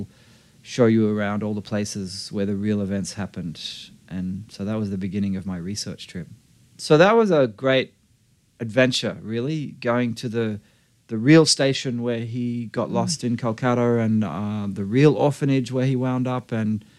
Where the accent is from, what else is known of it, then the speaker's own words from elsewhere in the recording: Australia; moved away as an adult; now in Los Angeles, United States; I view myself as an Australian.